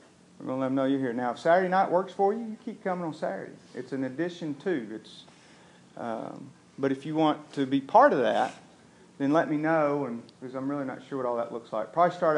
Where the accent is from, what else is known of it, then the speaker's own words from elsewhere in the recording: Tullahoma, Tennessee, United States; I'm from Tullahoma, and I get that.